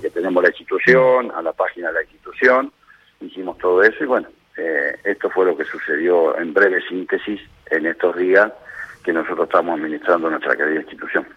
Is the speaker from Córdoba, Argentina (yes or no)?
no; Lomas de Zamora, Buenos Aires Province, Argentina; yo soy nacido y criado en Loma de nací en el Hospital Público Gandulfo